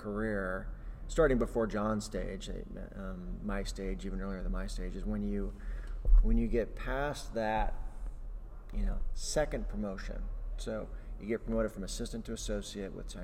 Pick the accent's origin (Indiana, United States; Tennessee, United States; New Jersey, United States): Indiana, United States; moved away as an adult; someone who grew up in the state.